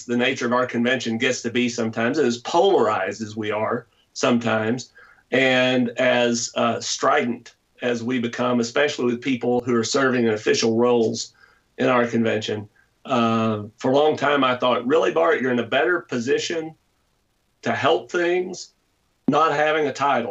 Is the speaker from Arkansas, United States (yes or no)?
yes; Lake City, Arkansas, United States; I was born in Northeast Arkansas, so across a couple of rivers, and I could have been there, in a small town called Lake City